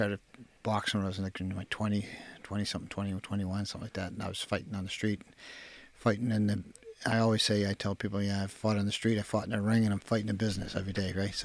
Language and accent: English; Halifax, Nova Scotia, Canada; I remember my first memories of Fairview were fighting